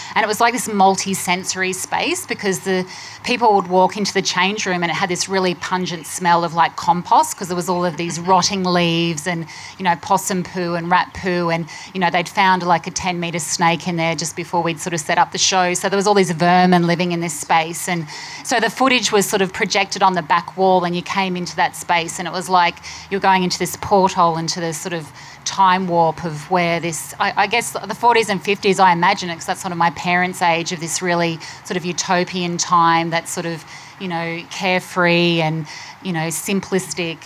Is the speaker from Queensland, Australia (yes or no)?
yes; Queensland, Australia; moved away; I grew up in Queensland